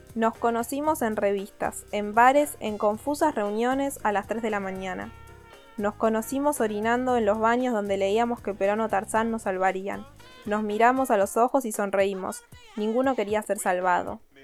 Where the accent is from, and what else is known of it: Argentina